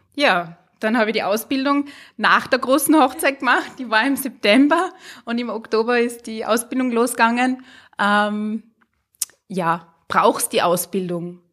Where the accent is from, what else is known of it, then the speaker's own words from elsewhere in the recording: Hallein, Salzburg, Austria; bin eine Salzburgerin, eigentlich eine Harleinerin